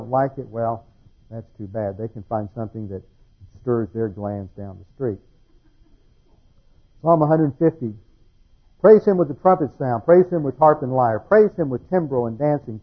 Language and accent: English; Houston, Texas, United States; moved away; when I grew up in Houston